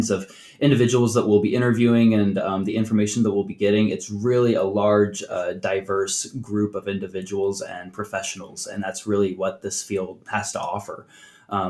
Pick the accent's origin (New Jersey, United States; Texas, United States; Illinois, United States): Illinois, United States; Central; moved away; I am originally from Central Illinois.